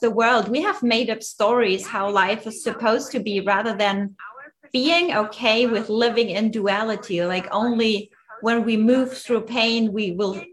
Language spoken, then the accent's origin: English; Germany; moved away; also born or lived in Austria; I'm originally from Germany and I was like in the mountains in Austria for pretty much all my life.